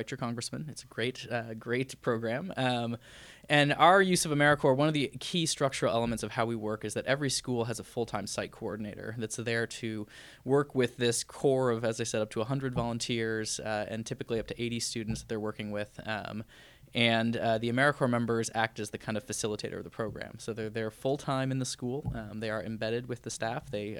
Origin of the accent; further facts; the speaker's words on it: Detroit, Michigan, United States; now in Boston, United States; I don't often get to go back to Michigan. I grew up in Michigan and spent part of my childhood in the Detroit area.